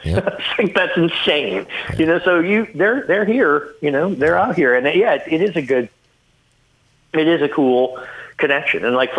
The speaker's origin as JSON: {"language": "English", "town": "Ottawa", "region": "Ontario", "country": "Canada", "tie": "born or raised there", "said": "And I grew up in Ottawa."}